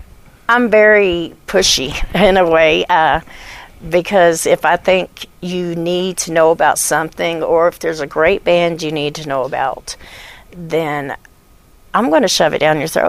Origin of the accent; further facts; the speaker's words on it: Little Rock, Arkansas, United States; born there; also born or lived in Germany; Well, I was born in Little Rock, Arkansas, and I was an Army brat, so I've been all over the world, and I've been to Germany and Paris and all that.